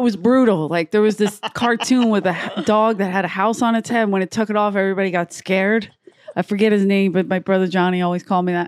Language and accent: English; United States; I grew up in America